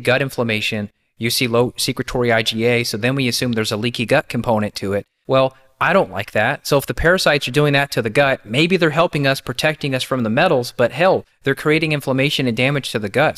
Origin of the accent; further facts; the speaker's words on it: Kentucky, United States; as a kid growing up in Kentucky